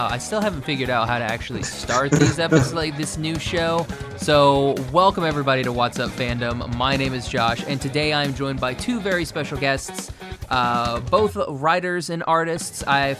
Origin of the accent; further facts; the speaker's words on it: Oklahoma, United States; moved away as an adult; now in Orange County, United States; I was from and I grew up in Oklahoma.